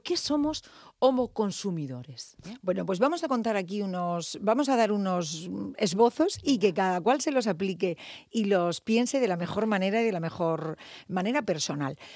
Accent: Murcia, Region of Murcia, Spain; Yo soy muy local, ya sabéis que me encanta Murcia, yo siempre digo que soy psicóloga de Murcia, mi gente es de Murcia

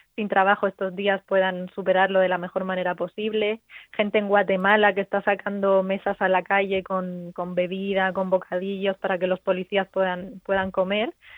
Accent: Region of Murcia, Spain; yo como murciana

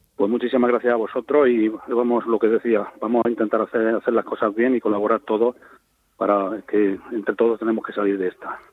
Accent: Moratalla, Region of Murcia, Spain; en mi pueblo, en Moratalla

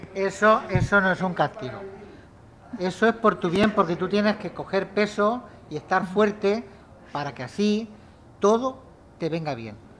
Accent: Lumbreras, Spain; moved away; Lumbreras, que es mi pueblo

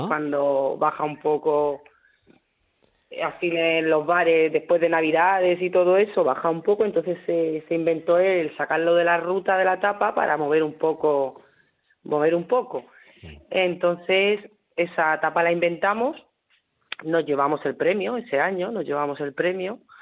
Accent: Hellín, Castilla-La Mancha, Spain; moved away; soy nacida no en la región de Murcia, yo nací en Ellín.

